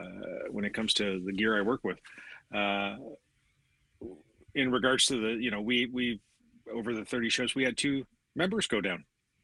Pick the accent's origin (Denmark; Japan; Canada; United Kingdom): Canada; we're both Canadian